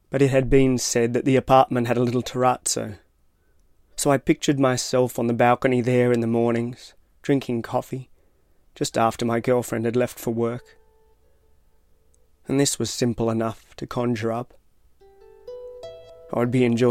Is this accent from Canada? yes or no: no; Tasmania, Australia; I am from Tasmania.